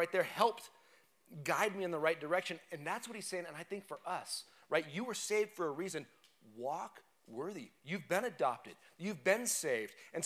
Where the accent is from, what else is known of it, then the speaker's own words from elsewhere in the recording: United States; we're not Romans, but we're Americans. We're American citizens